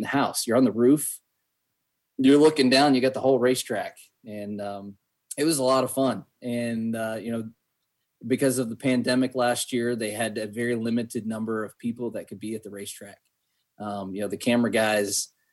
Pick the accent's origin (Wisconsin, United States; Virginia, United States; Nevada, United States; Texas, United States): Virginia, United States; outside of Roanoke; moved away; I'm from outside of Roanoke